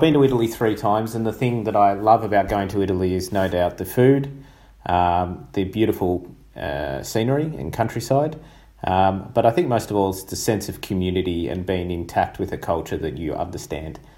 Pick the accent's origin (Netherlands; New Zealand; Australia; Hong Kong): Australia; my home country is Australia